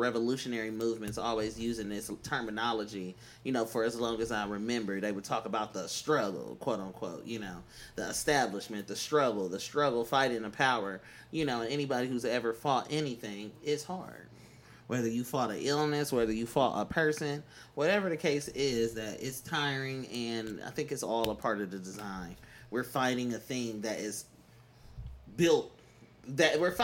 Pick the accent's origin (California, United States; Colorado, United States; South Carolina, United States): California, United States; Oakland; moved away; I'm from East Oakland